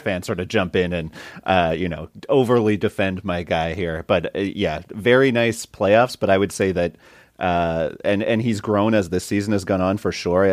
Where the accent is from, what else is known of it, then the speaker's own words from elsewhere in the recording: Saint John, New Brunswick, Canada; my hometown, Saint John's Sea Dogs